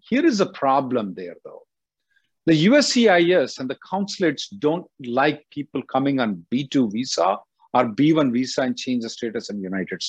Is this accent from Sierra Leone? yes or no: no; India; So being an Indian citizen, you can sit down in India and work for any company in the world.